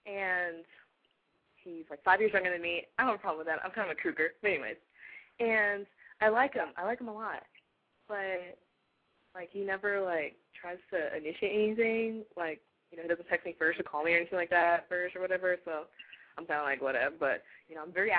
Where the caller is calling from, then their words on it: Nacogdoches, Texas, United States; Well, my number's from Austin area, but I'm actually, like, Nacogdoches, East Texas, like, pine trees.